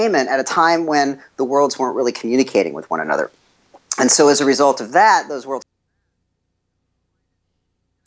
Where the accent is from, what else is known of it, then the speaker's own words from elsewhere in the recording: Los Angeles, California, United States; I grew up in Los Angeles